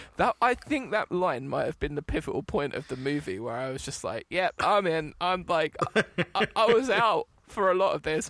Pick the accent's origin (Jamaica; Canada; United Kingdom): United Kingdom; England